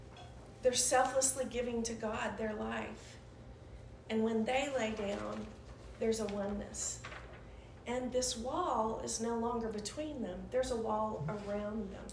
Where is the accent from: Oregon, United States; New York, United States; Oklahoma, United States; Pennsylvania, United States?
Oklahoma, United States; we're from Oklahoma